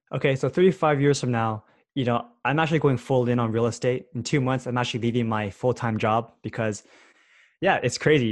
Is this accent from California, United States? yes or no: yes; Bay Area, California, United States; I grew up here in the Bay Area